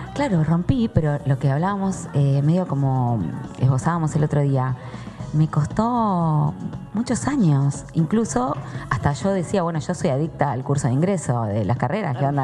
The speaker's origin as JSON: {"language": "Spanish", "town": "La Plata", "region": "Buenos Aires Province", "country": "Argentina", "tie": "born or raised there", "said": "nací en La Plata"}